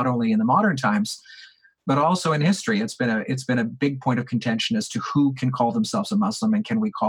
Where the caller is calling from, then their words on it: Calgary, Alberta, Canada; A local imam here, I'm calling from Calgary, a local imam here says